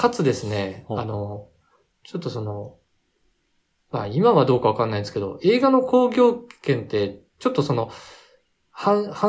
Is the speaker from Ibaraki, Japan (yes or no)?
yes; hometown near Mito, Ibaraki, Japan; born or raised there